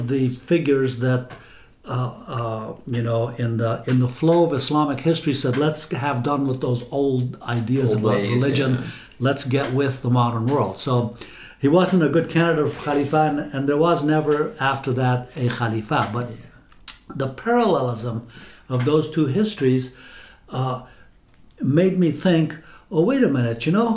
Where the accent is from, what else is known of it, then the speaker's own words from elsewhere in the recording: Afghanistan; moved away; I grew up in Afghanistan, and that's the history I learned in school